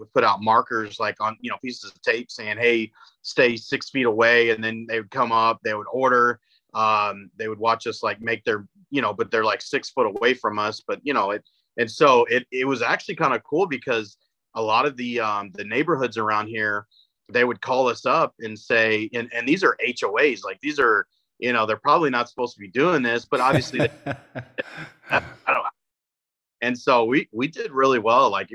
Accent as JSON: {"language": "English", "town": "Greenwood", "region": "Texas", "country": "United States", "tie": "born or raised there", "also_born_or_lived": "Hawaii", "moved": "as an adult", "said": "I grew up in Greenwood outside of Midland."}